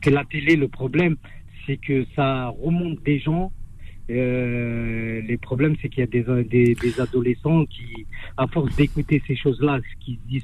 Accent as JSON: {"language": "French", "country": "France", "tie": "born or raised there", "said": "je suis né en France, j'ai 51 ans, j'ai toujours vécu en France. je suis français d'origine maghrébine"}